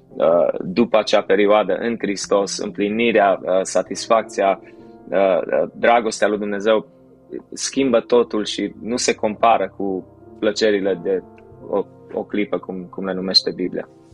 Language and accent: Romanian; Timișoara, Timiș County, Romania; născut și crescut la Timișoara